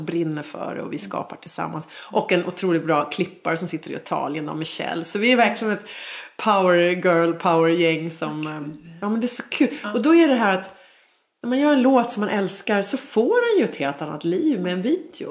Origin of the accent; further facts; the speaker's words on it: Sweden; also born or lived in Dubai; Så jag föddes i Sverige